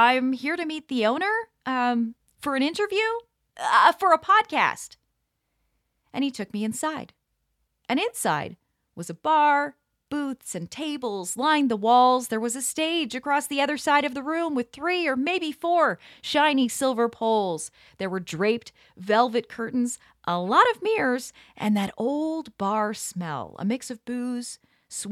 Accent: Pickering, Ontario, Canada; now in Toronto, Canada; my hometown of Pickering

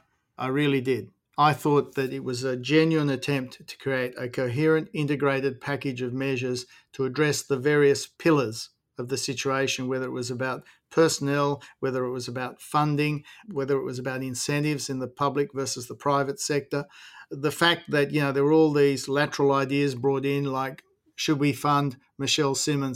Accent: Hunter Valley, New South Wales, Australia

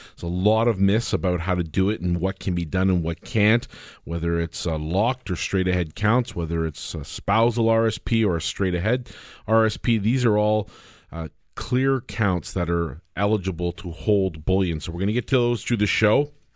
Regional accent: Canada; As a Canadian

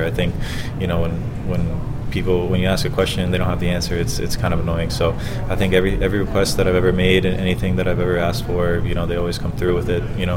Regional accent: Florida, United States; I'm from Florida, so having my family here in Tampa was, tough to manage as well

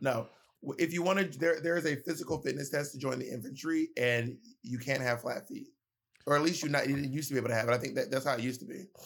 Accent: Columbus, Georgia, United States; moved away; also born or lived in New York City; I grew up in Columbus, Georgia

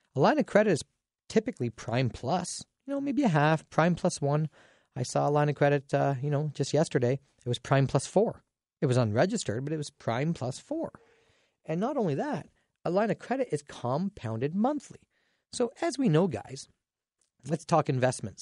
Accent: Dorchester, Ontario, Canada; my hometown Dorchester

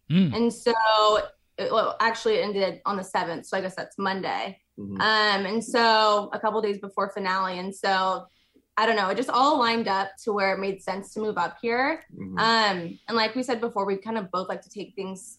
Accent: Chicago, Illinois, United States; also born or lived in Dallas, Texas; now in Kansas City, United States; I'm originally from Dallas, but I grew up most of my childhood in Chicago, but I have been back in Dallas for 8 years now

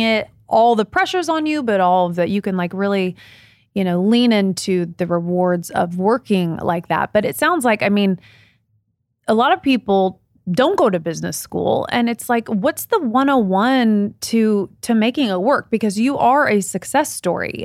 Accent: Midwest, United States; I grew up in the Midwest.

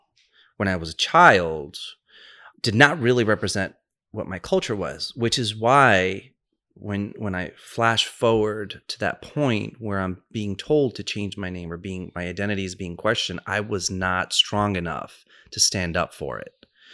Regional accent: New York City, New York, United States; I grew up in New York. I grew up in New York City.

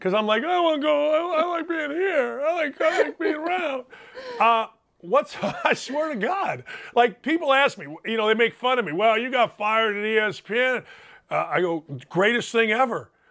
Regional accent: Merrillville, Indiana, United States; now in Indianapolis, United States; I'm from Northwest Indiana

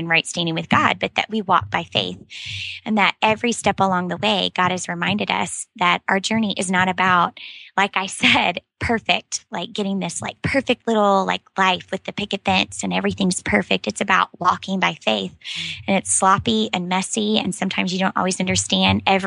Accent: Moore, Oklahoma, United States; now in Dallas, United States; I was born and raised in Moore, Oklahoma, which is a small town outside of Oklahoma City

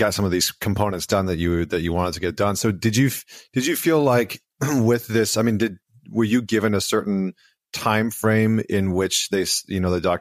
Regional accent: Canada; I'm Canadian, so we always call it university

